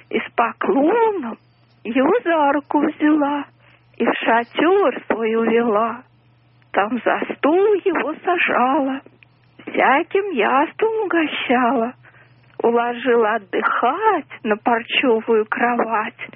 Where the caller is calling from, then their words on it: Moscow, Russia; Я из Москвы вам звоню.